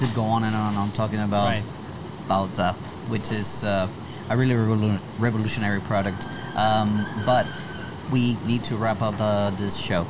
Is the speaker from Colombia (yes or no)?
yes; Colombia; now in China; I'm from Colombia.